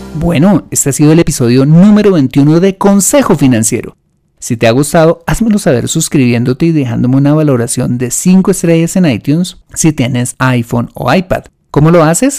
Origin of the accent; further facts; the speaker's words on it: Colombia; en mi país, en Colombia